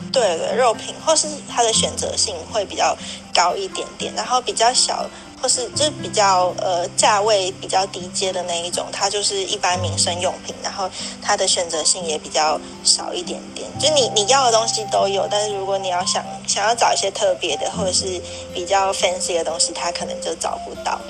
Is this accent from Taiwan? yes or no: yes; Taiwan; moved away; 你是我第一个认识的台湾人